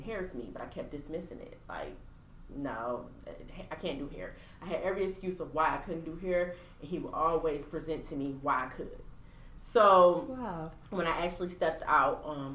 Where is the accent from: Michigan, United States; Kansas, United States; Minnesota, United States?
Michigan, United States; Pontiac; I'm from Pontiac, Michigan